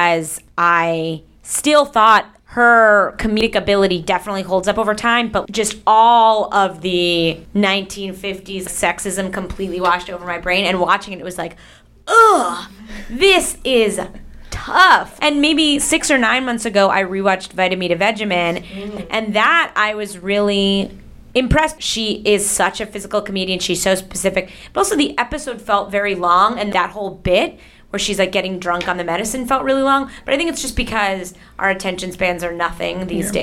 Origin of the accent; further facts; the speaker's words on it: Long Island, New York, United States; I grew up on Long Island.